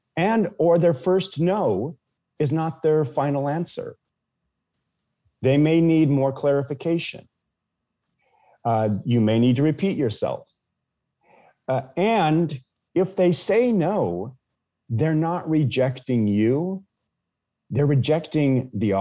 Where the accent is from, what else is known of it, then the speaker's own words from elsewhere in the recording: Washington, United States; I'm from Washington State